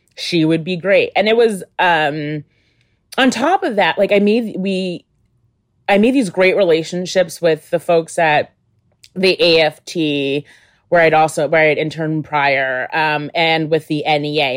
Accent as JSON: {"language": "English", "town": "Albany", "region": "New York", "country": "United States", "tie": "born or raised there", "said": "I was in Albany, New York, um, which is my hometown."}